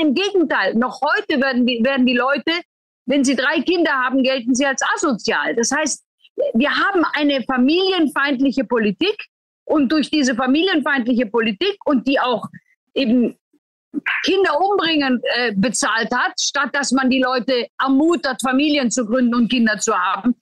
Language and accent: German; Germany; bei uns in Deutschland